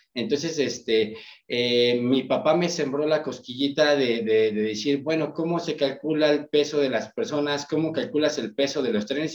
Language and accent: Spanish; Ecatepec, State of Mexico, Mexico; yo soy de Catepec